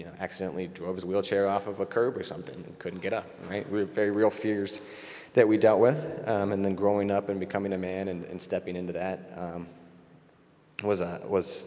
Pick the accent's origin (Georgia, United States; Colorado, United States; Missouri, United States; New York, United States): Colorado, United States; Denver; moved away; I'm from Denver originally, which explains the Rockies photos